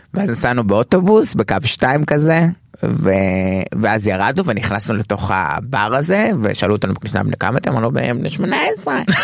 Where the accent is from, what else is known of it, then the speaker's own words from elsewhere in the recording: Tel Aviv, Tel Aviv District, Israel; טרנסג'נדרית תל אביבית